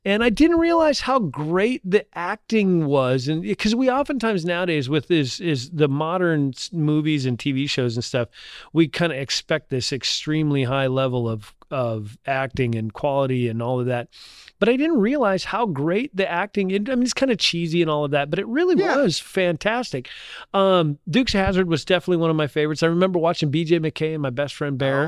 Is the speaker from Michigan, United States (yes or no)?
no; Ashley, North Dakota, United States; also born or lived in Indiana; now in Little Rock, United States; three, four years old, I grew up in a little tiny town called Ashley, North Dakota.